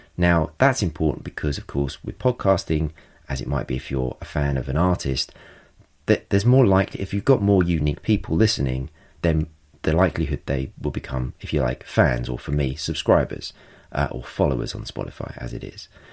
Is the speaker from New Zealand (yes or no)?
no; England, United Kingdom; I'm English